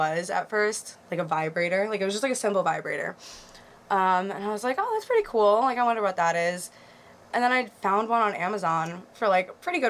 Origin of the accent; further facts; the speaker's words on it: Great Neck, New York, United States; I'm from Great Neck